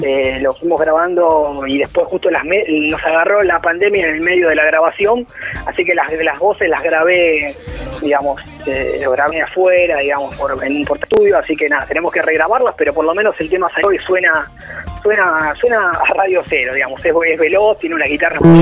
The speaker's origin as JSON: {"language": "Spanish", "town": "Avellaneda", "region": "Buenos Aires Province", "country": "Argentina", "said": "nosotros en verdad somos de, somos de Avellaneda, que está al lado de Capital"}